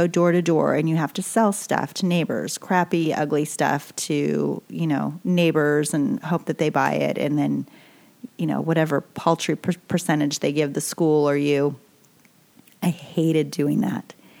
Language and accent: English; Boise, Idaho, United States; also born or lived in California; I'm growing up in Boise, Idaho, and you know, it's a great place to be raised. And we moved there from California